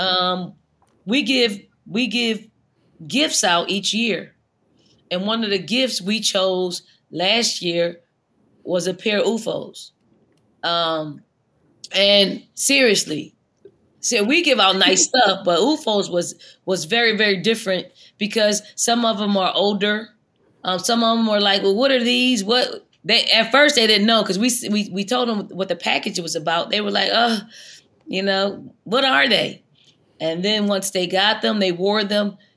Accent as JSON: {"language": "English", "town": "Philadelphia", "region": "Pennsylvania", "country": "United States", "tie": "born or raised there", "moved": "yes", "said": "when I was that young, little dirty girl growing up in North Philly"}